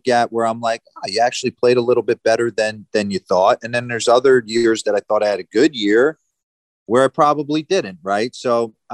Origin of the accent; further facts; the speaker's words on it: New Jersey, United States; moved away; I grew up in New Jersey